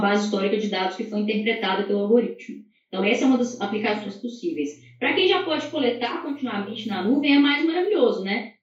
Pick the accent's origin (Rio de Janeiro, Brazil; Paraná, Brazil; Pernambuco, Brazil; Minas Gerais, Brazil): Minas Gerais, Brazil; como boa mineira